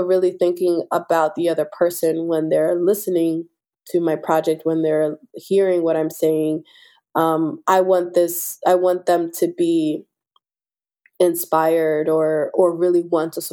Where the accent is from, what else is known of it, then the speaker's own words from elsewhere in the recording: Philadelphia, Pennsylvania, United States; I'm born and raised in South Philadelphia. I still live on the same block that I was raised on, right by the 9th Street Market